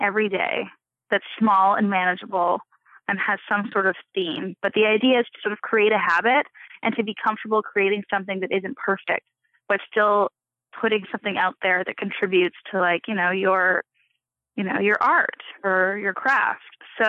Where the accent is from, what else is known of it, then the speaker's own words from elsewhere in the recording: Canada; I'm Canadian.